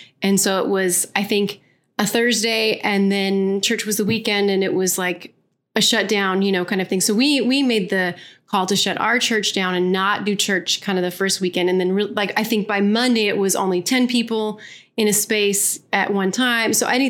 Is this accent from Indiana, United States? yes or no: no; California, United States; I grew up in the Vineyard in Southern California, so I feel like a really old person, even though I'm not.